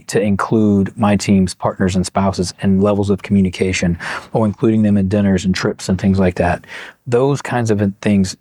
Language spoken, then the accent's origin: English; Kentucky, United States; I'm from Kentucky.